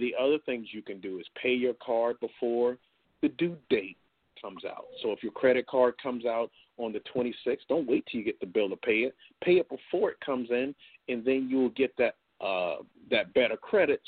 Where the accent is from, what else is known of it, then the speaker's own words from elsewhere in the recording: Stratford, South Carolina, United States; I was from Stratford.